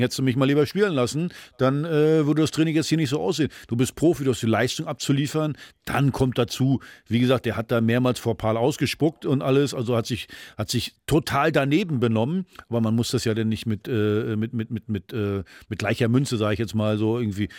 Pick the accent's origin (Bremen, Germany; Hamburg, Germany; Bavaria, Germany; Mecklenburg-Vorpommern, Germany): Mecklenburg-Vorpommern, Germany; Rostock; moved away; also born or lived in Frankfurt; meine alte Heimat in Rostock